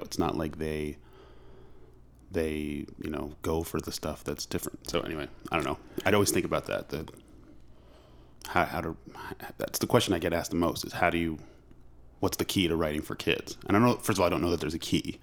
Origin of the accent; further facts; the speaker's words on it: Long Island, New York, United States; also born or lived in Manhattan; I grew up on Long Island